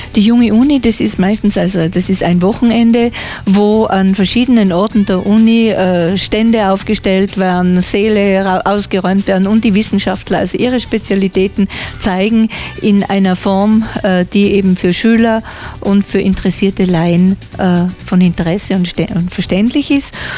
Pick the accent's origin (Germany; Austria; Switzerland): Austria; als Österreicher